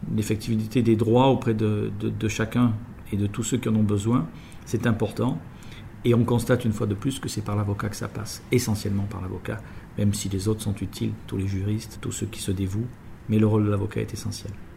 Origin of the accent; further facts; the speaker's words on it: France; chez nous en France